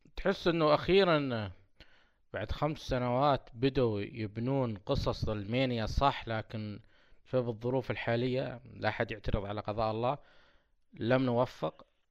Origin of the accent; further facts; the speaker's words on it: Saudi Arabia; عندنا في السعودية